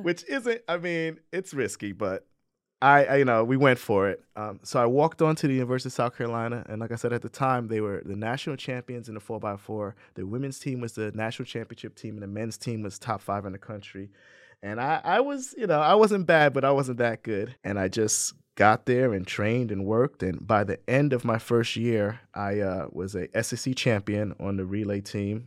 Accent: Saint Croix, U.S. Virgin Islands; also born or lived in New Jersey; now in Ithaca, United States; I grew up in the Virgin Islands on Saint Croix

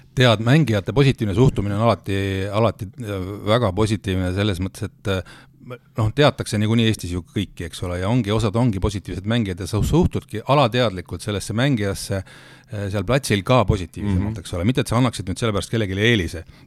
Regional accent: Rakvere, Lääne-Viru County, Estonia; mina olen ju pärit Rakverest

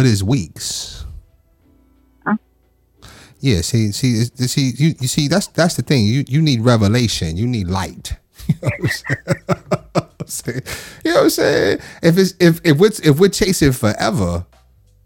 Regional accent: Long Island, New York, United States; I'm from New York. I'm from Long Island

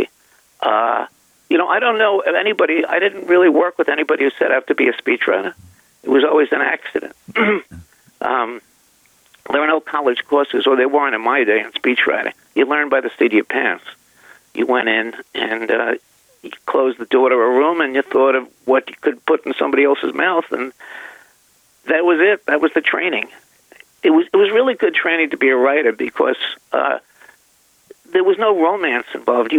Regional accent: New York City, New York, United States; now in Hastings-on-Hudson, United States; I grew up in the East Bronx

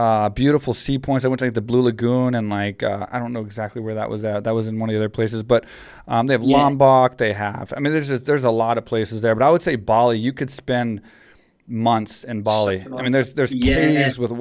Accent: Texas, United States; I grew up in Texas, so it's like small town Texas

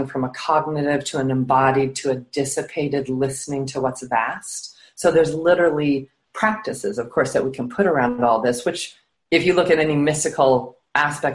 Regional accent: Rocky Mountains, United States; I grew up high in the Rocky Mountains in the United States

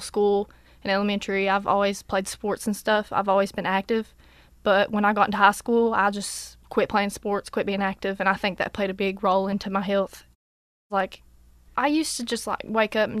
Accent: Irvine, Kentucky, United States; now in Whitesburg, United States; I'm from Irvine originally, but I live in Whitesburg.

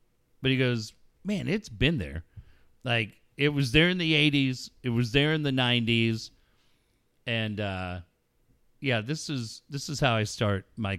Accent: Minneapolis, Minnesota, United States; born or raised there

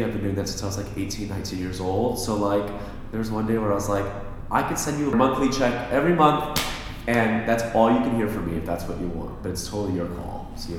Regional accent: Miami, Florida, United States; moved away as an adult; now in New York, United States; I'm from Miami. I moved to New York when I was 18 to go to AMDA.

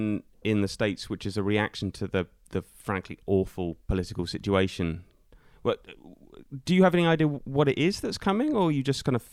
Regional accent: Scotland, United Kingdom; as a Scottish person

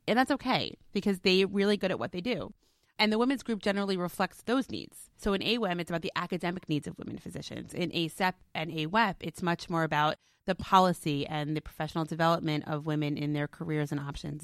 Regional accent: New York City, New York, United States; I was born in Brooklyn

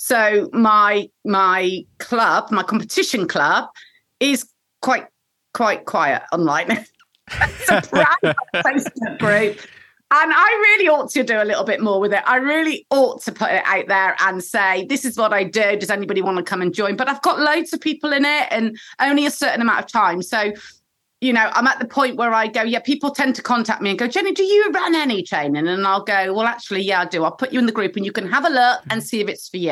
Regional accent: Bristol, South West England, United Kingdom; I'm a proper Bristolian

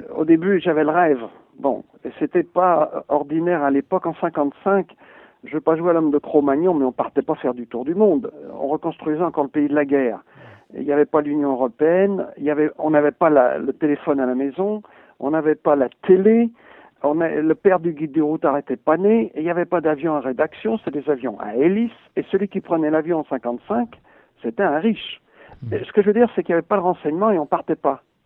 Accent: France

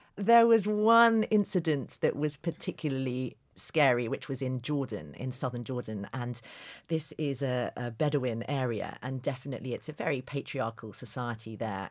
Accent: London, United Kingdom; a journalist from London

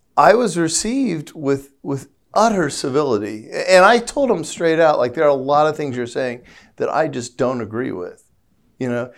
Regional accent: St. Louis, Missouri, United States; I'm from Saint Louis, you know, which is, which is the home of Black Lives Matter

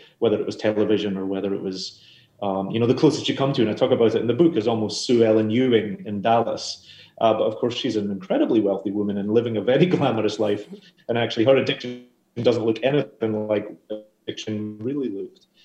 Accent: Glasgow, Scotland, United Kingdom; now in New York, United States; I grew up in Glasgow.

